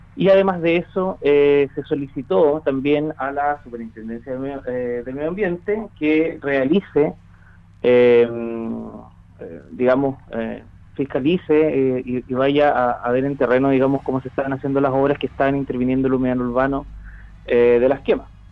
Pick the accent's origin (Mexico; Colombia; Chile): Chile; como chilenos